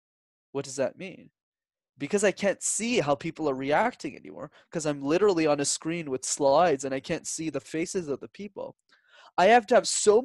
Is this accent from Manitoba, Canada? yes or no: no; Montreal, Quebec, Canada; I was born and raised in Montreal, and Montreal is one of the few cities where you need to speak multiple languages to be successful in.